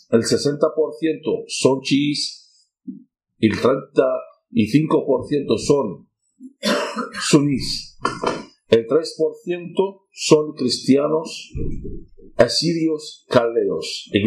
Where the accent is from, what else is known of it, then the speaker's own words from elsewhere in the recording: Basra, Basra Governorate, Iraq; Spanish is a second language; moved away as an adult; also born or lived in Nineveh, Iraq; now in Spain; soy cristiano católico caldeo, con mucha honra. He nacido en la ciudad de Nínive, en el norte de Irak, una ciudad bíblica Criado educado en el sur del país, en Basora, cerca de Ur de los Caldeos, también es una zona bíblica.